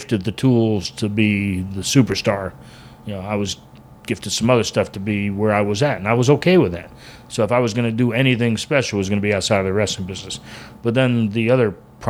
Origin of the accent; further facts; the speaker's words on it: Tampa, Florida, United States; growing up in Tampa.